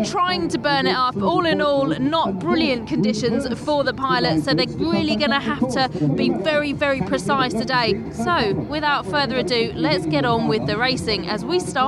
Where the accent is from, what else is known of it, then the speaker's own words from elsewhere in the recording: United Kingdom; I'm British